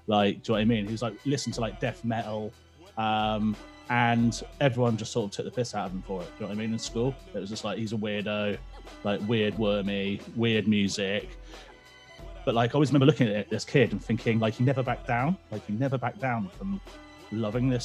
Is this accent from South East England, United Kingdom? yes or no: yes; Oxfordshire, South East England, United Kingdom; like in Oxfordshire, in a little village. Just a village boy